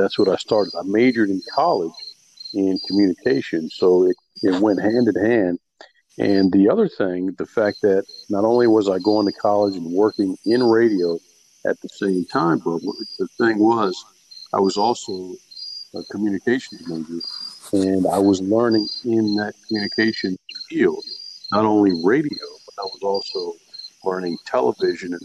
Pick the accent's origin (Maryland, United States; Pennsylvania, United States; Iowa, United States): Maryland, United States; Salisbury; I'm from Salisbury, Maryland, and, you know, grew up here, went to high school here, went to college here